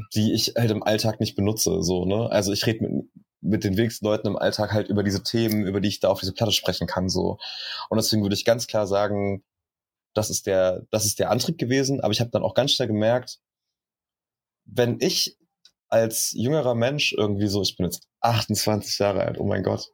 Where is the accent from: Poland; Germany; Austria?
Germany; Schweinfurt, Bavaria; now in Berlin, Germany; ich bin in Schweinfurt aufgewachsen, das ist auch in Bayern